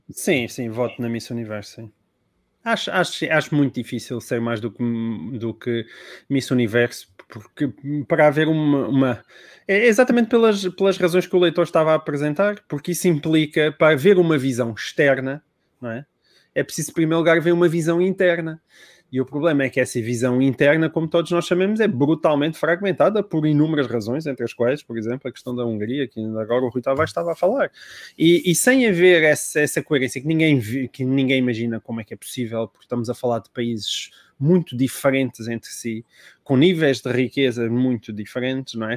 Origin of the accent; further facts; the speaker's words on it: Portalegre District, Portugal; Eu sou de Porto Alegre